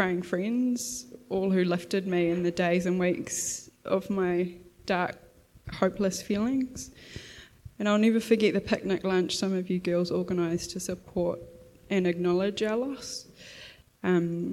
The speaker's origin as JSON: {"language": "English", "region": "Gisborne", "country": "New Zealand", "tie": "born or raised there", "said": "I grew up in Gisborne"}